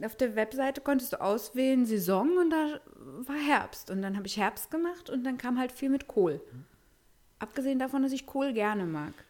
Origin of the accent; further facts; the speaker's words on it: Berlin, Germany; wir Berliner